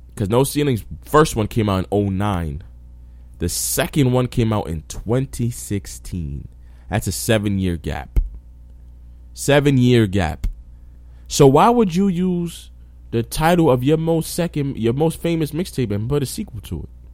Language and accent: English; New York, United States; I'm from New York